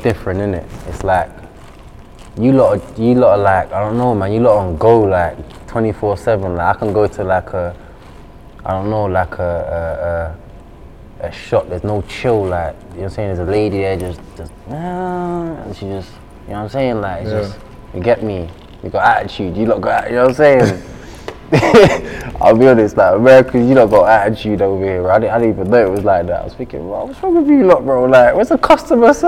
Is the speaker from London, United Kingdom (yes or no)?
yes; London, United Kingdom; I'm from South, innit? So I'm from Catford. I'm from South East, innit?